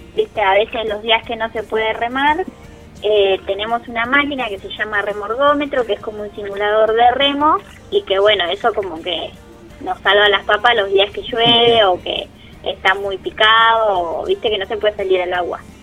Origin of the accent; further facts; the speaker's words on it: Zárate, Buenos Aires Province, Argentina; yo soy de Zárate, y cuando volví a Zárate